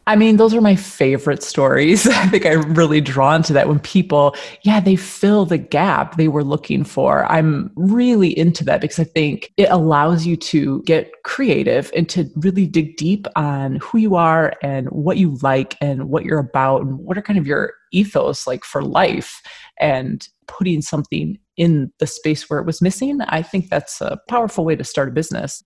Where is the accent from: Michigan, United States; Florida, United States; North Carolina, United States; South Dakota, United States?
Michigan, United States; moved away as an adult; also born or lived in Philadelphia; now in Edinburgh, United Kingdom; I'm a, an American. I was born in Michigan, but I moved here from Philadelphia 14 years ago.